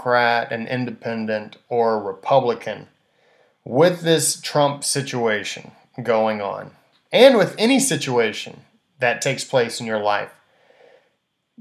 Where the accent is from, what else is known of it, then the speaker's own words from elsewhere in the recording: United States; as American people, we cannot, as good citizens of this country